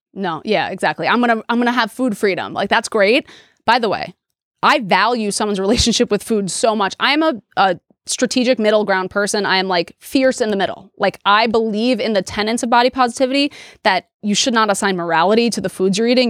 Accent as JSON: {"language": "English", "town": "New York City", "region": "New York", "country": "United States", "tie": "born or raised there", "also_born_or_lived": "Delaware", "said": "I grew up in New York City in Queens, which was a super diverse place"}